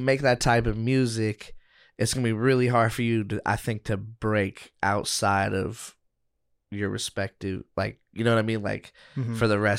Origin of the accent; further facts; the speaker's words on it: Portland, Oregon, United States; I'm from Portland, which is its own mess.